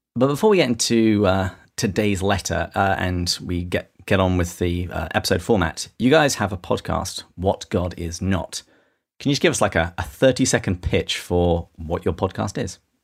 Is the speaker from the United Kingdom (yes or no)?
yes; England, United Kingdom; I'm English